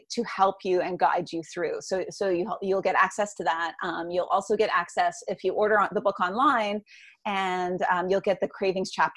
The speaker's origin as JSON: {"language": "English", "country": "Canada", "said": "I'm Canadian"}